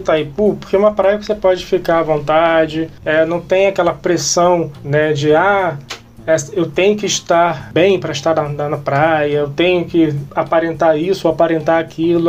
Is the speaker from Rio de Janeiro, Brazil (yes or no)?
yes; São Gonçalo, Rio de Janeiro, Brazil; eu que sou nascido em São Gonçalo